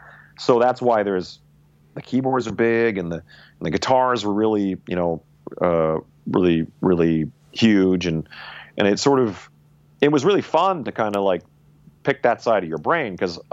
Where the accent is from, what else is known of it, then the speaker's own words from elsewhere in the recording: the Prairies, Canada; I'm like, yeah, well, we were guys growing up in the prairies listening to rock and roll.